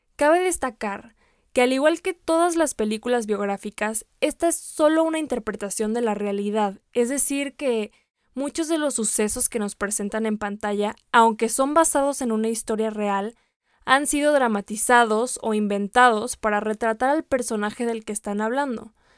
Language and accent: Spanish; Mexico; como mexicanos